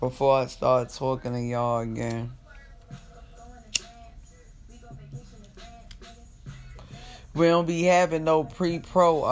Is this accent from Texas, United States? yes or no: no; Jersey City, New Jersey, United States; now in California, United States; I'm from Jersey. Jersey City, to be exact